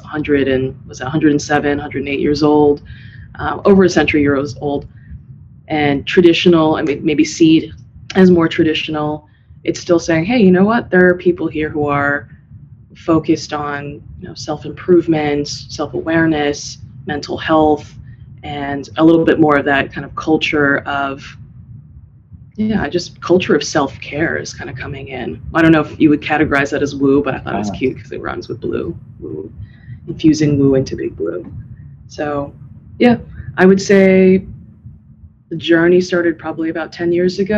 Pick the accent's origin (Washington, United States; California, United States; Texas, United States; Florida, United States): California, United States; San Diego; moved away as an adult; now in Bay Area, United States; I'm originally from San Diego